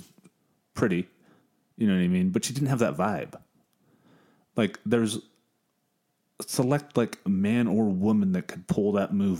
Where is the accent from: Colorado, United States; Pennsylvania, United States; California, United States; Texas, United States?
California, United States; San Diego; We're both from San Diego, me and Big O. Big San Diego natives